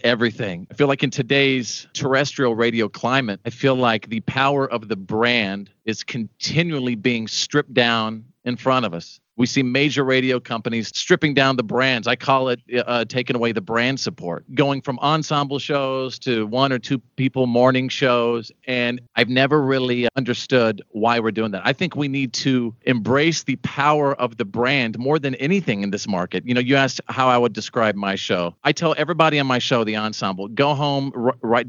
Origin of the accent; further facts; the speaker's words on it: Wichita Falls, Texas, United States; I grew up in Wichita Falls, Texas